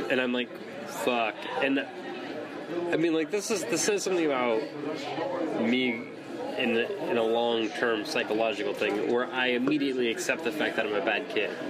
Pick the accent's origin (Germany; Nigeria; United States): Germany; when I grew up in Germany